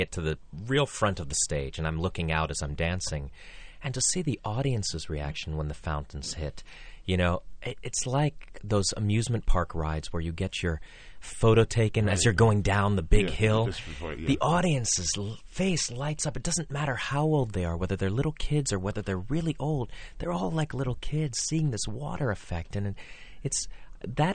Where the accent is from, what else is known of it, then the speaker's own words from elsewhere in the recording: Pittsburgh, Pennsylvania, United States; now in New York, United States; I grew up in Pittsburgh